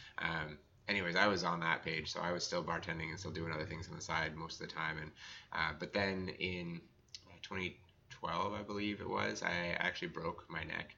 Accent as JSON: {"language": "English", "area": "Blue Mountain area", "region": "Ontario", "country": "Canada", "tie": "born or raised there", "also_born_or_lived": "Whistler", "moved": "yes", "said": "I grew up in Ontario, actually, okay. So Blue Mountain area, right on Georgian Bay there."}